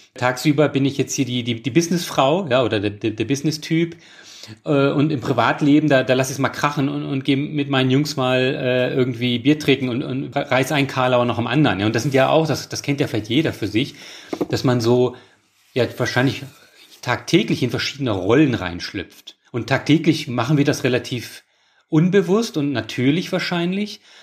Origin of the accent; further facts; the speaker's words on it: Germany; moved away as an adult; Und da war ich dann auch wieder bereit, halt in meine Heimat zu kommen